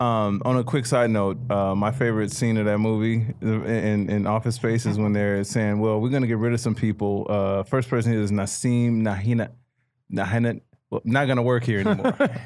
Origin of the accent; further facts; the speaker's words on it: Chicago, Illinois, United States; moved away; growing up in Chicago